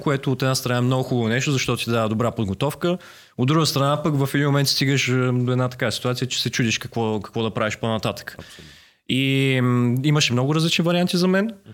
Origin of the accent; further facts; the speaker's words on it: Varna, Varna Province, Bulgaria; now in Sofia, Bulgaria; аз съм от Варна, разбира се, защото това е моят първи дом, е, София ми е вторият дом